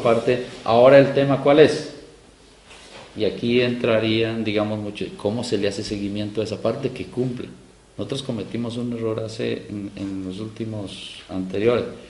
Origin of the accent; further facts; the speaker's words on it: Silvia, Cauca, Colombia; yo soy del pueblo de Ambaló, en Silvia Cauca, al suroccidente del país, eh, Colombia